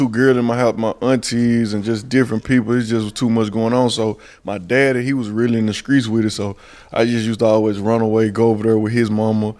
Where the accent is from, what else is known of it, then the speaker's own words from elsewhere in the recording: Memphis, Tennessee, United States; I come from South Memphis, Walker Homes.